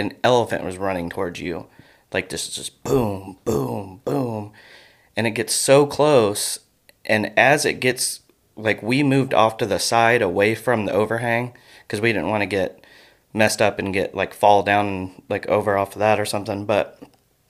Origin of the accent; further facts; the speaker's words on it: Fairborn, Ohio, United States; I grew up in Fairborn, which is really close to Yellow Springs